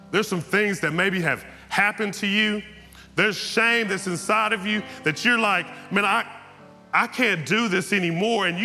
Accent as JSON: {"language": "English", "region": "Texas", "country": "United States", "tie": "born or raised there", "said": "I, I grew up in East Texas. I come to church every Sunday."}